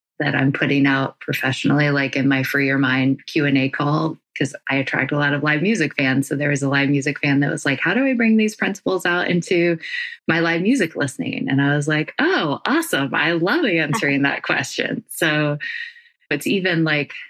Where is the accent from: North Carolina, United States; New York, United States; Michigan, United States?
North Carolina, United States; now in California, United States; I live in California, if you don't know that already, and I'm from North Carolina